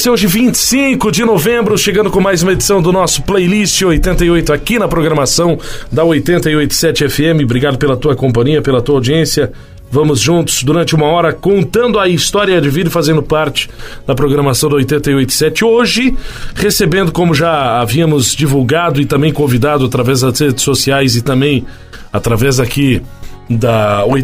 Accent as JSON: {"language": "Portuguese", "town": "Santa Cecília", "region": "Santa Catarina", "country": "Brazil", "tie": "born or raised there", "moved": "yes", "said": "Eu sou natural de Santa Catarina, Santa Cecília, Santa Catarina."}